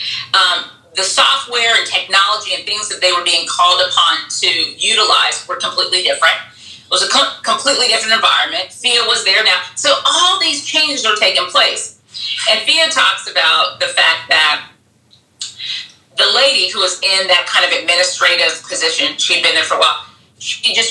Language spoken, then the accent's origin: English; Bahamas; now in United States; growing up in the Bahamas, like 85% of the people look like me, right?